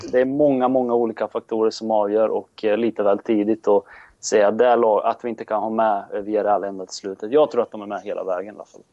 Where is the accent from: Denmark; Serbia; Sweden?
Serbia; Jag är serb